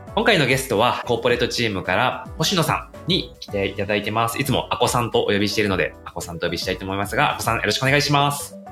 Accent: Kyoto, Japan; 京都出身だからね

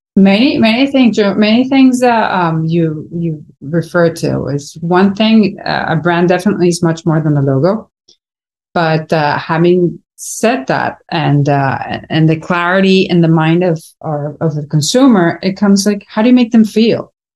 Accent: Venezuela; moved away as an adult; also born or lived in United States; now in Miami, United States; born and raised in Venezuela

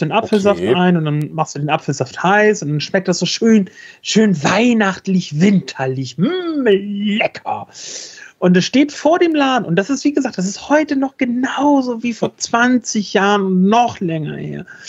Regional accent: Northern Germany, Germany

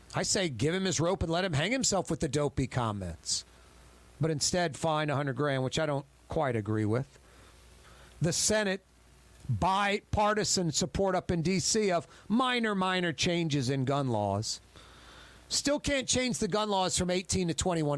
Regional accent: United States; I'm an American

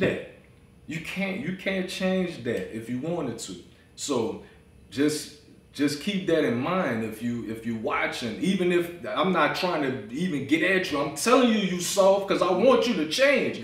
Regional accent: New Orleans, Louisiana, United States; I'm from New Orleans.

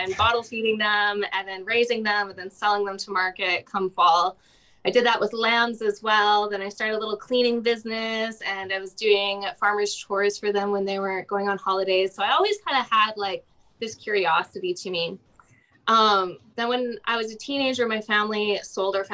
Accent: Alberta, Canada; growing up in Alberta, super sheltered

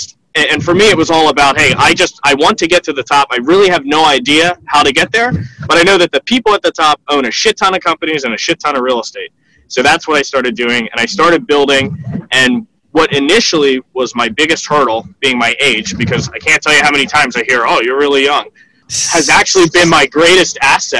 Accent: Philadelphia, Pennsylvania, United States; I was born in Philadelphia. I lived here my whole life.

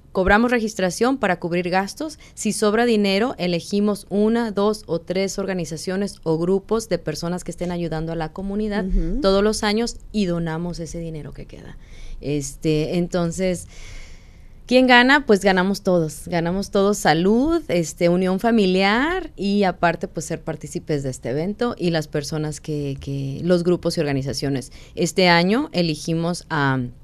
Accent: Guadalajara, Jalisco, Mexico; moved away as an adult; now in Arizona, United States; somos de Guadalajara, estamos en Arizona. La mayoría de mexicanos aquí son del norte y hablamos diferente

